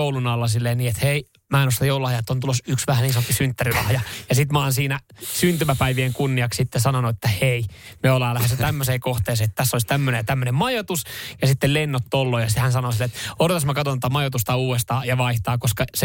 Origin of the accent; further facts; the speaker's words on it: Vantaa, Uusimaa, Finland; Kato Länsi-Vantaa, Martin Laakso, mistä mä oon kotoisin.